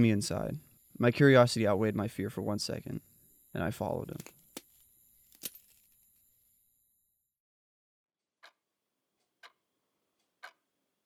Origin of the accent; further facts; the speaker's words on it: Dallas, Texas, United States; moved away; I'm originally from Dallas